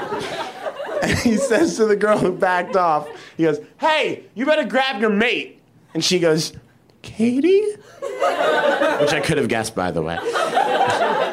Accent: Boston, Massachusetts, United States; now in New York, United States; I'm from Boston

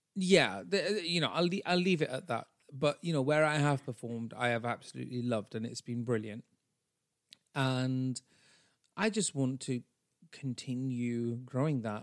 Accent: Bradford, Yorkshire and the Humber, United Kingdom; I am a brown bitch from Bradford, even though I'm British and not American

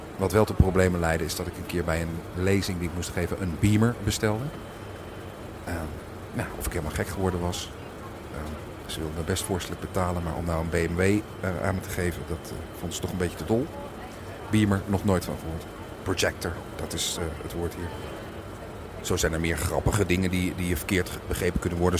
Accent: Netherlands; moved away as an adult; now in England, United Kingdom; ik ben Nederlands

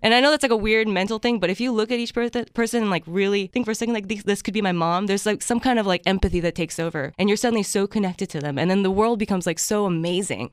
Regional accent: Japan; moved away; I grew up in Japan

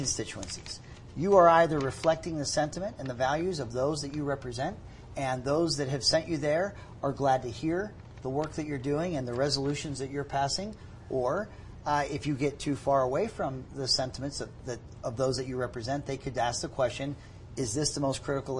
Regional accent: Pittsburgh, Pennsylvania, United States; now in Utah, United States; I grew up in Pittsburgh, and we had two papers.

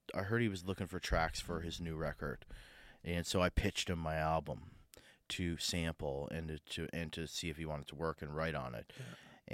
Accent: Sydney, Nova Scotia, Canada; moved away; I grew up in Sydney, I grew up in Cape Breton

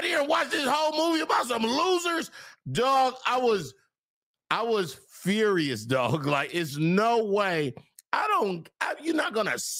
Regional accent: California, United States; now in Texas, United States; I'm from Cali.

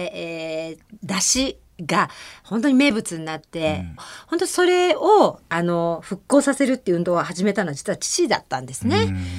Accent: Tokyo, Japan; 赤坂はね、あの私小学校がの効果が山田耕作先生の作曲で

